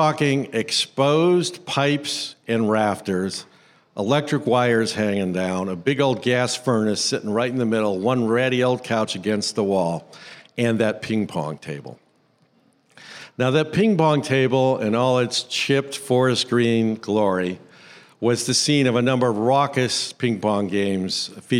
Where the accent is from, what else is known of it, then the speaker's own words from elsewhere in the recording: Cleveland, Ohio, United States; That ping pong table sat in the basement of the house where I grew up in Cleveland, Ohio.